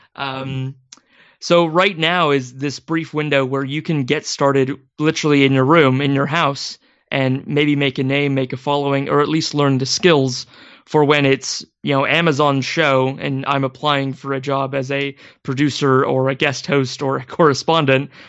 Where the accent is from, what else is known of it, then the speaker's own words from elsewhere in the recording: Maple Valley, Washington, United States; I grew up in Washington State, um, ab-, about as far away from Seattle in a small community called Maple Valley